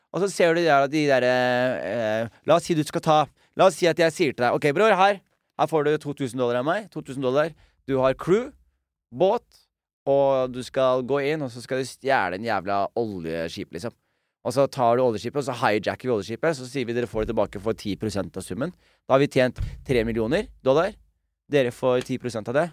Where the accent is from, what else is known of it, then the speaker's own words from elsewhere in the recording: Skien, Telemark, Norway; moved away; also born or lived in Oslo; vi vokste opp som utlendinger i Skien